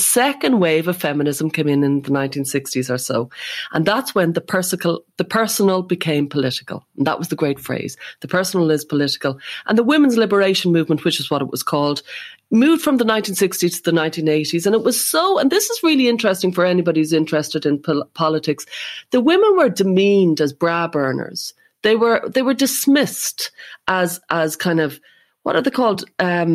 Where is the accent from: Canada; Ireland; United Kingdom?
Ireland; as an Irish person